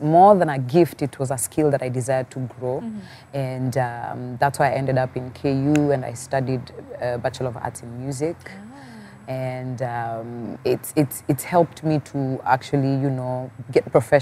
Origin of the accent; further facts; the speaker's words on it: Machakos, Machakos County, Kenya; Born and raised in Machakos